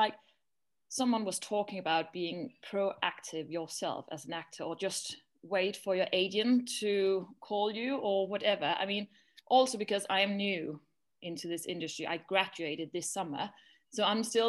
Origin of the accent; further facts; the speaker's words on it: Denmark; moved away as an adult; now in London, United Kingdom; I am from Denmark, living in London though